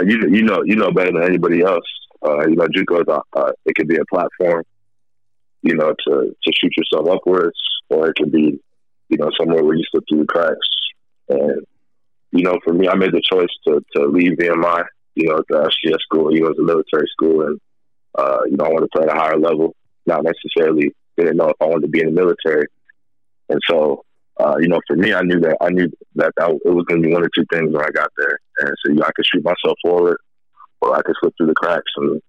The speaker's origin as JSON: {"language": "English", "town": "Minneapolis", "region": "Minnesota", "country": "United States", "tie": "born or raised there", "also_born_or_lived": "San Diego / Iowa / Virginia", "said": "So I was born in San Diego. I was born in Southern California. Spent a lot of my younger life in the Midwest. So grew up in like the Minneapolis area, Minnesota. Also lived in Northwest Iowa."}